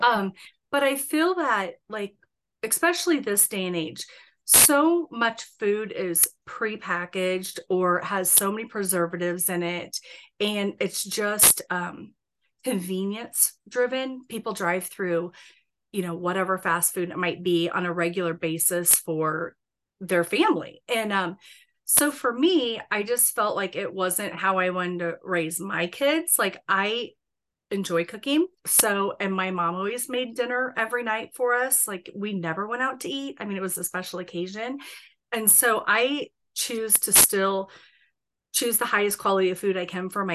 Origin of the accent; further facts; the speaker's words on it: Bennington, Nebraska, United States; I live like west of Bennington, and when I grew up in Bennington, it was a small